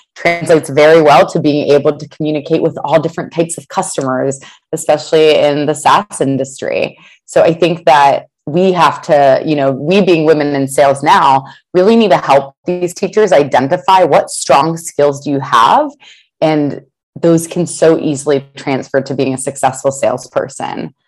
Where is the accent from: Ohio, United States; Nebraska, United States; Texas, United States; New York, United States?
Ohio, United States; Columbus; moved away; I'm originally from Columbus, Ohio